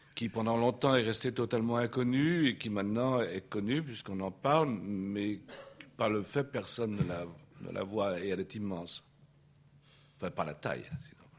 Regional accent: Paris, Île-de-France, France; je suis né à Paris euh, au XXe siècle

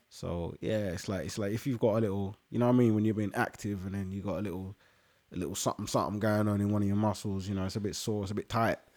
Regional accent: London, United Kingdom; I come from London and 'cause I'm Ghanaian

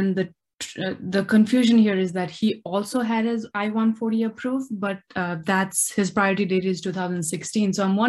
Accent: Nepal; now in United States; So I'm originally from Nepal and my green card got approved just recently.

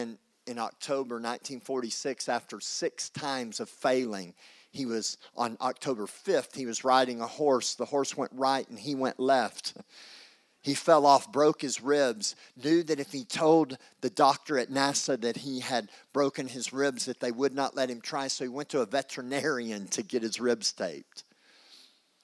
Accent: Texas, United States; I'm Texan.

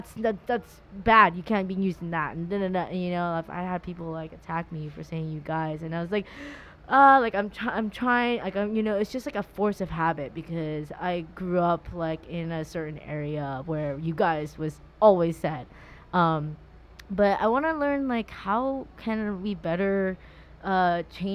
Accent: Orange County, Southern California, United States; growing up in Southern California, Orange County especially, I was kind of in that whole surfer culture, and I say dude

